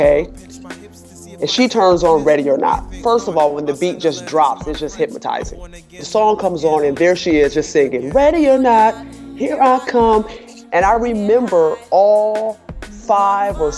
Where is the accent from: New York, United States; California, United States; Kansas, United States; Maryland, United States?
New York, United States; Rochester; moved away; I'm originally from Rochester, New York